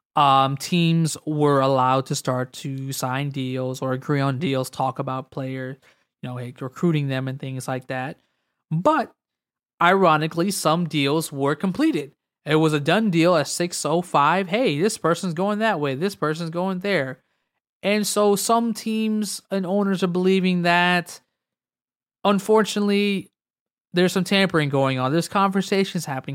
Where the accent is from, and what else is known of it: United States